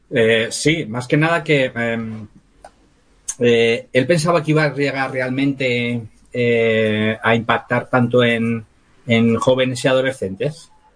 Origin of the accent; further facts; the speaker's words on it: Madrid, Community of Madrid, Spain; now in Gavilanes, Spain; soy, soy de Madrid, pero que estoy en, un pueblo de Ávila